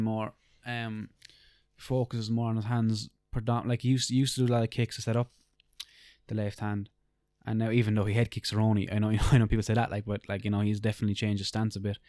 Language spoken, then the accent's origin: English; Ireland; we're Irish